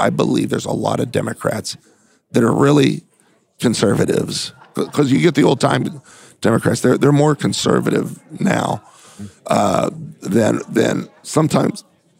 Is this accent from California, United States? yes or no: yes; California, United States; You know, I came from California